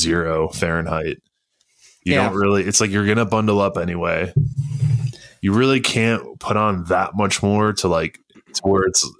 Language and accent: English; Wisconsin, United States; moved away; When I grew up in Wisconsin